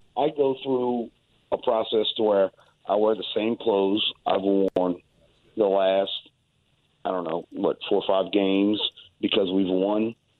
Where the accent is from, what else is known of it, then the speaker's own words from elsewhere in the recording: South Louisiana, United States; We're from South Louisiana